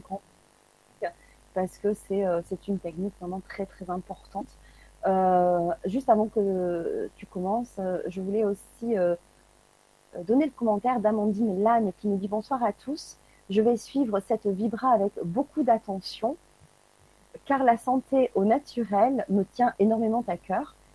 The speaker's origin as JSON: {"language": "French", "country": "France", "said": "de par chez nous en France"}